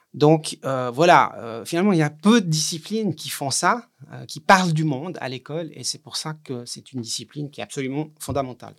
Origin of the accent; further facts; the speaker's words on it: Switzerland; chez nous en Suisse